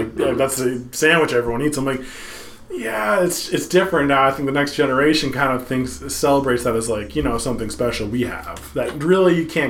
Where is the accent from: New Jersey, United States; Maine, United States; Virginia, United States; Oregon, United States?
Maine, United States; Portland; Like growing up in East Deering.